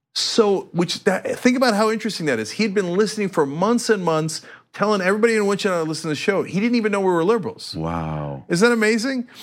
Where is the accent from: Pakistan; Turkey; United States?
Turkey; moved away; I am from Turkey